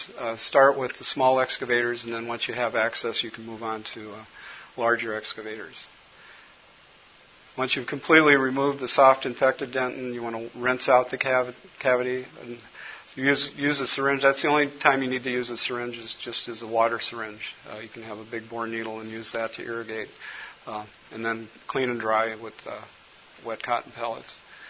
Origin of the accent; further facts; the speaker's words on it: Minnesota, United States; I'm from Minnesota, and I just got over a cold, so if my voice gets a little cloudy, Les will agree with me.